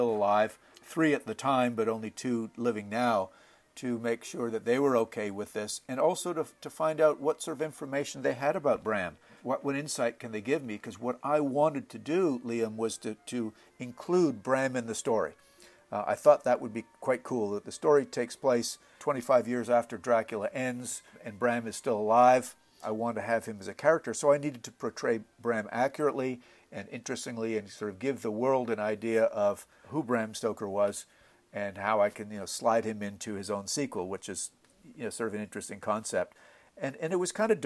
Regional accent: Montreal, Quebec, Canada; I was born and raised in Montreal, Canada

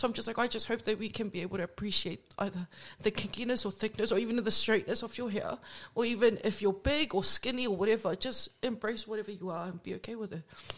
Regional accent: Auckland, New Zealand; moved away; I grew up in Onehunga.

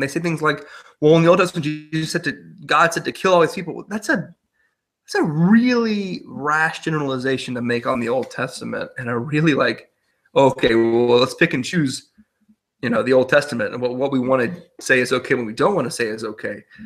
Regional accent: Texas, United States; moved away as an adult; now in Germany; my home state, Texas

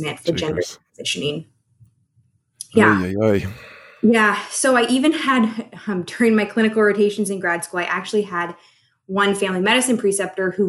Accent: Oregon, United States; I was born and raised here in Oregon

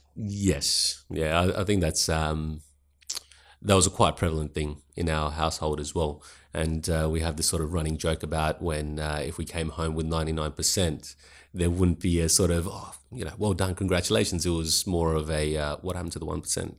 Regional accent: Adelaide, South Australia, Australia; also born or lived in Pakistan / Sydney / Roxby Downs; I grew up mainly in Adelaide

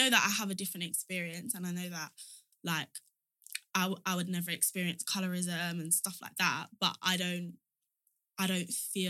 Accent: Nigeria; If somebody asked me where I was from, I would say I'm Nigerian.

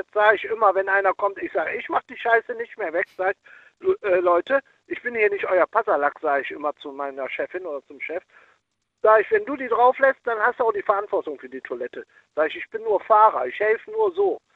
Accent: Cologne, North Rhine-Westphalia, Germany; ich komme aus Köln und da gibt es hier Schäfers Nas und der lange Tünn, mit dem ich Kontakt habe, immer noch.

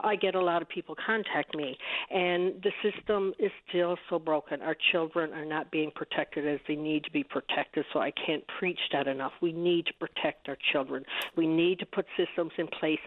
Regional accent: Newfoundland and Labrador, Canada; I'm from Newfoundland. I lived on the East Coast, grew up on the East Coast, moved to Labrador

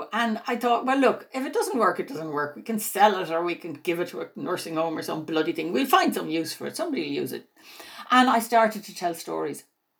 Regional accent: Greystones, County Wicklow, Ireland; I grew up in Greystones in County Wicklow and it was quite safe. I mean, we could walk the roads in our bare feet. It sounds like the Middle Ages. It was actually the 1960s, but it was safe.

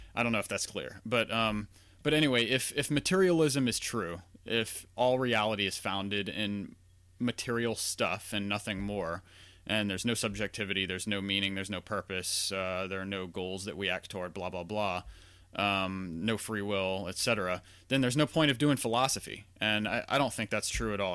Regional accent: Louisiana, United States; I grew up in Louisiana, not far from New Orleans

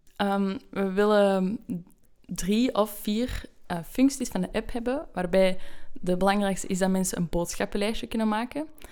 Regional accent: Belgium; moved away as an adult; now in Amsterdam, Netherlands; Ik kom uit België

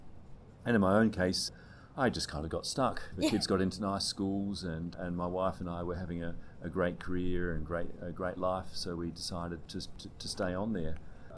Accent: Australia; moved away as an adult; now in Edinburgh, United Kingdom; as an Australian, I moved to the UK

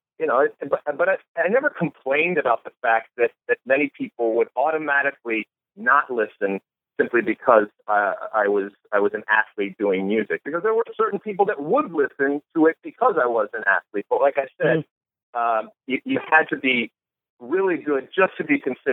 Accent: Detroit, Michigan, United States; I grew up in Michigan. I grew up in the suburbs of Detroit

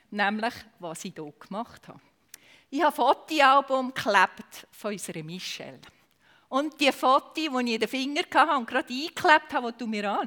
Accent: Aargau, Switzerland; accent: Aargau dialect; wenn ihr mit meiner Aargauer Mundart doch nicht zu Gang kommt. Ich kann auf Hochdeutsch umstellen.

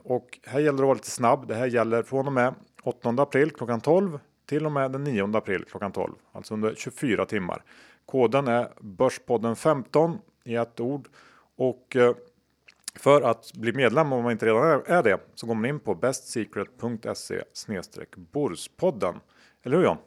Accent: Sweden; jag känner mig ganska stolt som svensk

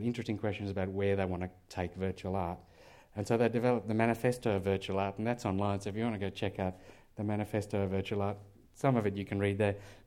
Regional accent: South Africa; moved away; I'm from South Africa

